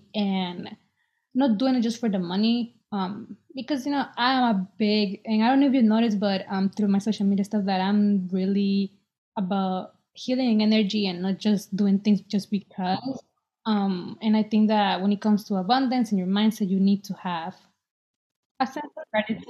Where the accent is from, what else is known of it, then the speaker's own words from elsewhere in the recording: El Salvador; now in Boston, United States; I was born in El Salvador, and I'm 23. I live in Boston